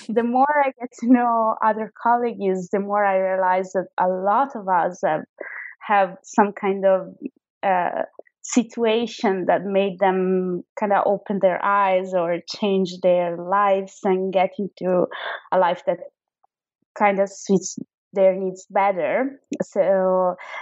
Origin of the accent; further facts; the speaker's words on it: Verona, Veneto, Italy; first language Italian; English is a second language; moved away as an adult; also born or lived in Milan; now in London, United Kingdom; I'm originally from Verona, which is a kind of small town close to Venice. And then I moved when I was around 18 years old to Milan